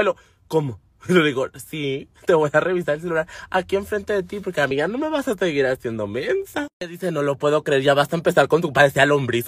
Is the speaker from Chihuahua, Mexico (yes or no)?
yes; Temoris, Chihuahua, Mexico; accent: norteño; los mejores tamales se hacen en mi tierra